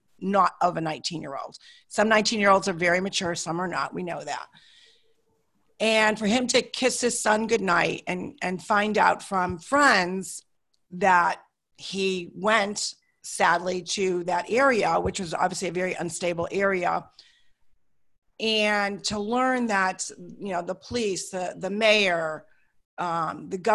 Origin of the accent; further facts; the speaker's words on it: Hartford, Connecticut, United States; I grew up in Hartford, Connecticut.